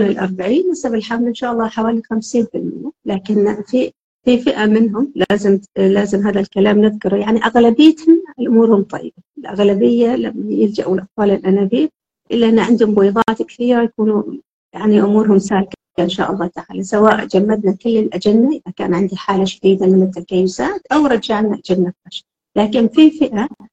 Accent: Oman; إحنا كعمانيين

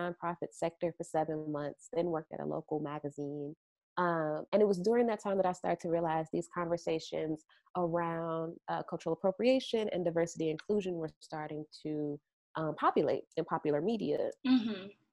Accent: St. Louis, Missouri, United States; moved away as an adult; also born or lived in Evanston, Illinois; my mother is a fashion designer back home in my hometown of St. Louis, Missouri

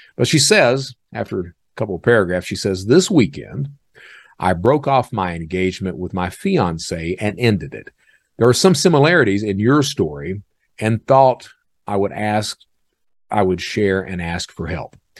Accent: Hazard, Kentucky, United States; now in Birmingham, United States; I'm from Eastern Kentucky

